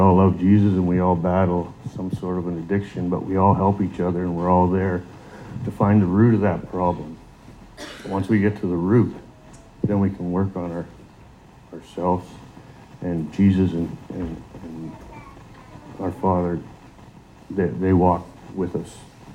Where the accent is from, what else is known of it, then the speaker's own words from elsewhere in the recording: Sault Ste. Marie, Ontario, Canada; moved away; I'm originally from Sault Ste. Marie, Ontario